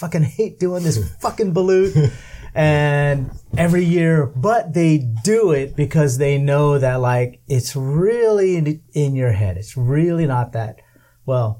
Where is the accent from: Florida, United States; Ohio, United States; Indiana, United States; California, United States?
California, United States; Southern; first language English; also born or lived in Manila, Philippines; I was born in the Philippines but raised in California. So it's weird for me because I'm Californian